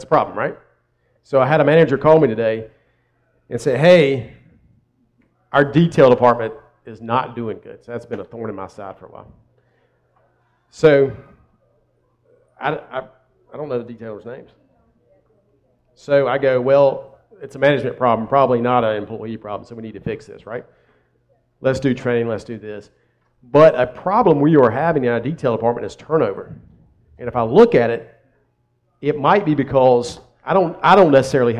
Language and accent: English; Columbia, South Carolina, United States; also born or lived in Myrtle Beach, South Carolina; I'm from South Carolina